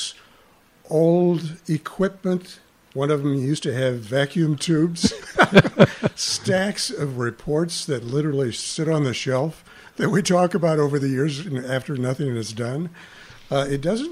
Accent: East St. Louis, Illinois, United States; now in Chicago, United States; as a boy growing up in East St. Louis

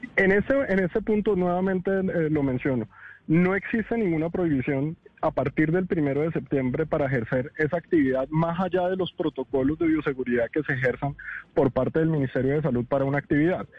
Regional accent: Colombia; como los colombianos somos de expresivos

